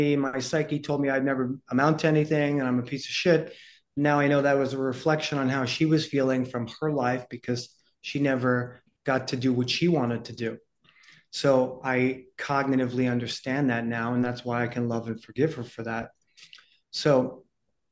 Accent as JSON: {"language": "English", "town": "New York City", "region": "New York", "country": "United States", "tie": "born or raised there", "said": "I was born in 1969 in the Bronx to a poor single mom"}